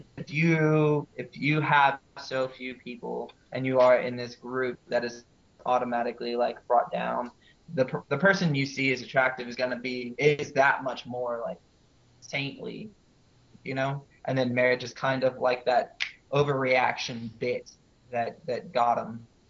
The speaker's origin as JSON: {"language": "English", "town": "Houston", "region": "Texas", "country": "United States", "tie": "born or raised there", "said": "I'm originally from Houston."}